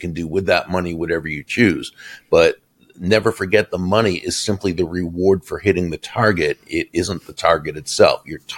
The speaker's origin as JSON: {"language": "English", "town": "Boston", "region": "Massachusetts", "country": "United States", "tie": "born or raised there", "moved": "yes", "lives_now": "Florida, United States", "said": "I grew up in Boston, Massachusetts, so I grew up as a Red Sox fan, but I moved to Florida about 35 years ago"}